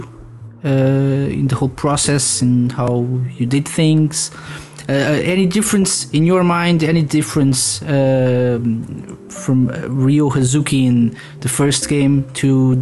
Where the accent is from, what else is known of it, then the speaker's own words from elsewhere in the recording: Portugal; I'm from Portugal